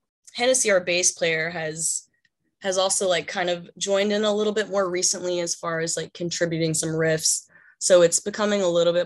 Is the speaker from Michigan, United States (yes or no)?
no; Dallas, Texas, United States; I grew up in Dallas.